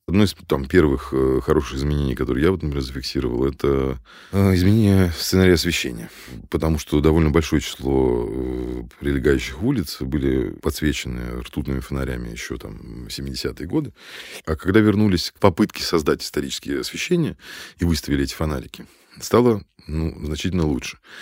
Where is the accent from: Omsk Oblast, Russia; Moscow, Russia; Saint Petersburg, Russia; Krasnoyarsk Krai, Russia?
Moscow, Russia; родился я на улице Жуковского